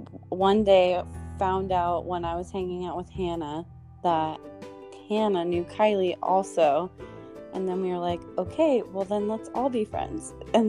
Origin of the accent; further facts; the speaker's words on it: San Diego, California, United States; I'm 23, and I'm also from San Diego.